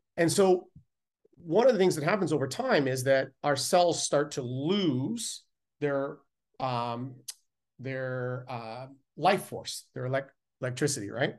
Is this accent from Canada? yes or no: yes; Canada; being Canadian